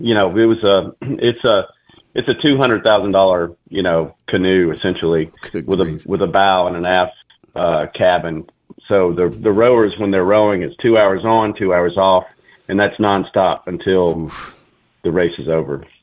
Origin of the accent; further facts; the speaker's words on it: Mobile, Alabama, United States; moved away as an adult; also born or lived in Colorado; I'm from Alabama, from Mobile, born and raised.